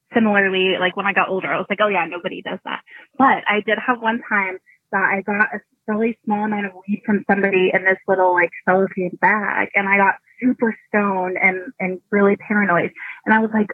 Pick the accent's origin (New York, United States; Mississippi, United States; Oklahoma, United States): Oklahoma, United States; I'm from the South, I'm from Oklahoma